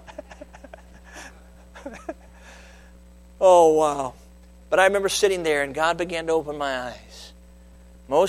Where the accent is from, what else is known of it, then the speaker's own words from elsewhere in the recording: Chicago, Illinois, United States; I grew up in the Chicago area